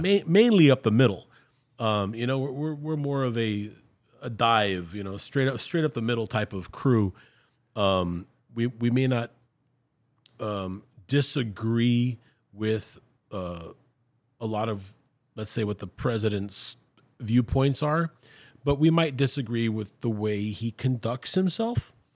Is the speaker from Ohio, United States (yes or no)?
no; Brownsville, Texas, United States; we grew up here in Brownsville, Texas